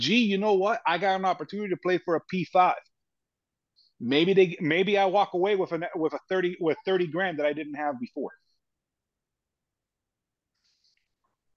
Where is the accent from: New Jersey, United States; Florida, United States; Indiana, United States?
Florida, United States; Miami; we're both from Miami